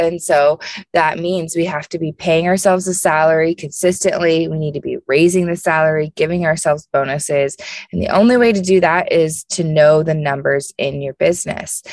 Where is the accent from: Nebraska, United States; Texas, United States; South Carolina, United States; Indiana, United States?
Indiana, United States; Indianapolis; I am from Indianapolis, so I'm a Midwest girl